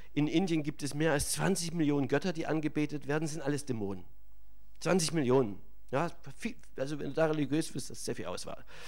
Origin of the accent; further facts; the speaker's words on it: Germany; bei uns in Deutschland